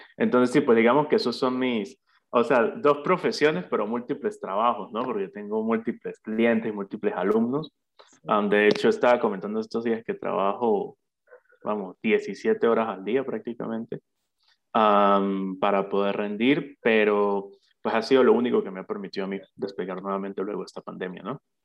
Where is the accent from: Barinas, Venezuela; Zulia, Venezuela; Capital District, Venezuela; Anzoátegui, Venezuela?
Barinas, Venezuela; Santa Bárbara; soy oriundo de Santa Bárbara, de Barinas, al igual que tú